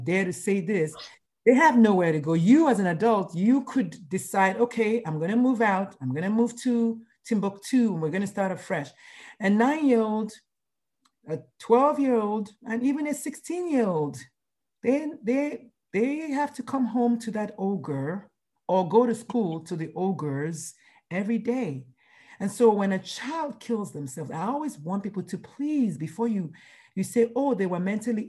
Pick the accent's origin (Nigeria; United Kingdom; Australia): Nigeria; moved away as an adult; now in United States; going to school in Nigeria, growing up in Nigeria